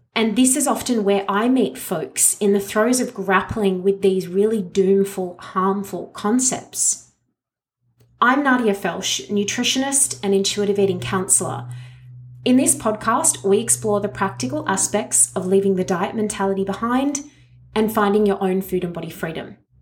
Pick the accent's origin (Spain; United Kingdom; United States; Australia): Australia; me as an Australian